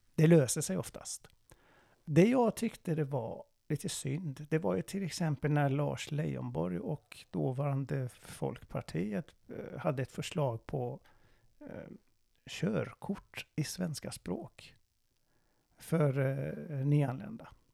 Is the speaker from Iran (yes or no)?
yes; Iran; Swedish is a second language; now in Sweden; jag är iranier